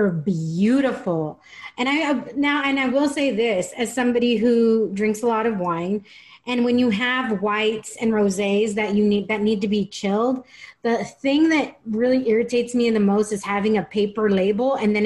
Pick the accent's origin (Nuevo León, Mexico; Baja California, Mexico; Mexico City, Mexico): Baja California, Mexico; Tijuana; growing up in Tijuana